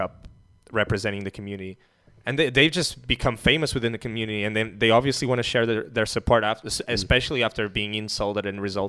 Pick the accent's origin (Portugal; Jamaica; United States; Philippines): Portugal; I'm from Portugal.